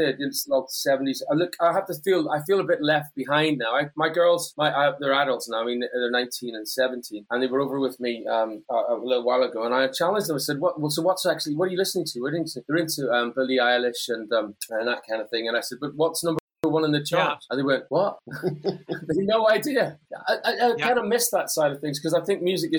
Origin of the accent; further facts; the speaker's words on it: Northern Ireland, United Kingdom; I grew up in Northern Ireland.